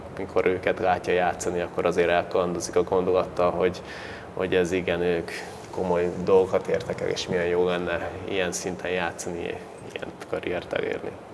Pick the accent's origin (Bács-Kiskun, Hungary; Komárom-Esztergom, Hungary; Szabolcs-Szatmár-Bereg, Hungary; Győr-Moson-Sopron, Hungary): Bács-Kiskun, Hungary; Baja; now in Szolnok, Hungary